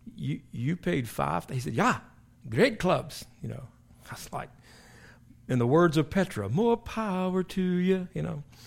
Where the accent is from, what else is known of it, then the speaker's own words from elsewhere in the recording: South Carolina, United States; moved away; I went back to my hometown in South Carolina, King Street, which is not a very big place, but it's where I was born and raised